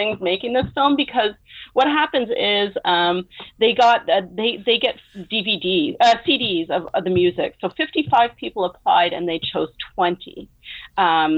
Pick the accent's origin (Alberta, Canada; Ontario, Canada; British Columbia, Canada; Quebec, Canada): Quebec, Canada; Montreal; here in Montreal, which is my hometown